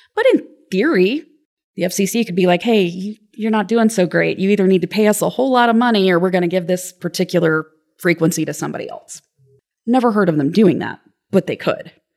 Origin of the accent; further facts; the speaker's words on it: Lexington, Kentucky, United States; I grew up in Lexington, Kentucky